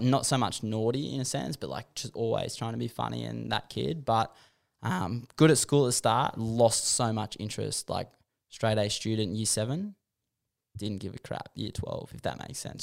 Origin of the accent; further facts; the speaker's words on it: Warragamba, New South Wales, Australia; growing up in Warragamba